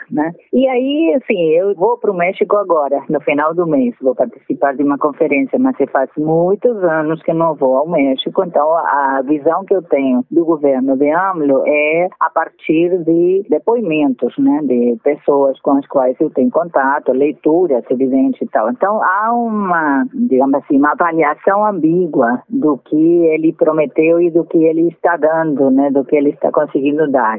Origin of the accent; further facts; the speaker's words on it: Montevideo, Uruguay; accent: Montevidean; first language Spanish; Portuguese is a second language; moved away as an adult; now in Brazil; a minha língua materna é espanhol, que eu nasci no Uruguai